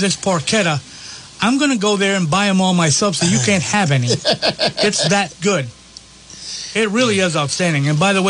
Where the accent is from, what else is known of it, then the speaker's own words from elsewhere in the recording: the South, United States; I'm from the South